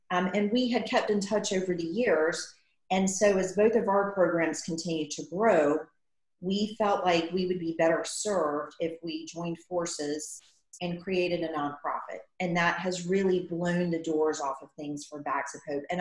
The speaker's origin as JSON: {"language": "English", "town": "Matthews", "region": "North Carolina", "country": "United States", "tie": "born or raised there", "moved": "as an adult", "lives_now": "Davidson, United States", "said": "I'm from the Charlotte area. I grew up in Matthews."}